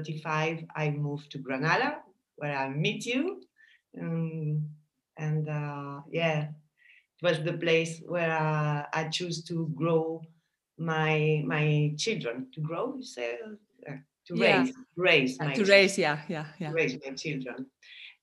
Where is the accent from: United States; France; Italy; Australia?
France; Paris, Île-de-France; also born or lived in Basque Country, Spain; I was born in France, in Paris, because my parents emigrate to France. They are Spanish from the Basque country.